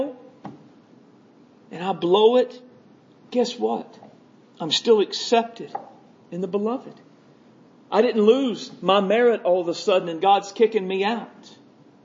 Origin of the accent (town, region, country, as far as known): United States